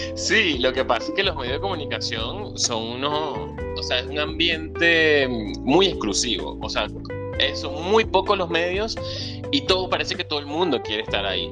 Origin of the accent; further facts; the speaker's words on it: Venezuela; moved away; Soy un venezolano emigrante, soñador y un ciudadano del mundo.